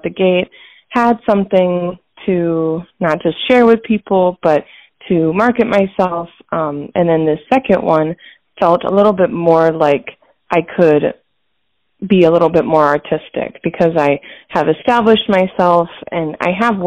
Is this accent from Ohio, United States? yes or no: yes; Hudson, Ohio, United States; moved away as an adult; also born or lived in Grand Rapids, Michigan / Columbus, Ohio; now in Detroit, United States; I was born in Grand Rapids, Michigan, but my family moved when I was very young to a town in Northeast Ohio, which is where I grew up up until age 18